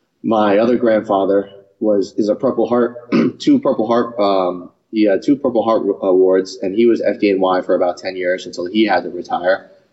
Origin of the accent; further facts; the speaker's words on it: New York, United States; I was born again in Rockland County, New York.